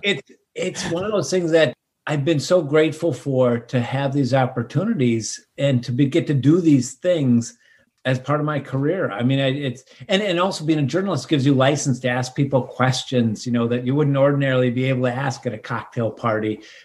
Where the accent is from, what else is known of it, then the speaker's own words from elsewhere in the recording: Minnesota, United States; growing up in Minnesota